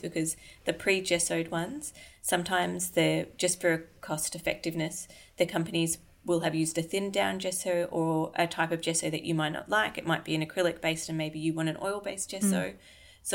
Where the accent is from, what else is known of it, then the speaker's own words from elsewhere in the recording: Australia; I'm Australian, so with all my vowels are weird